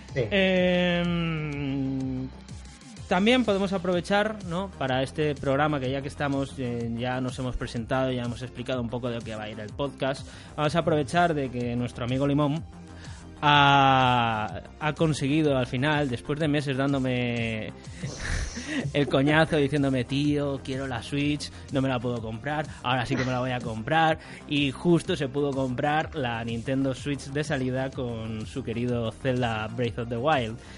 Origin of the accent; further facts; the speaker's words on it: Alicante, Valencian Community, Spain; soy de Alicante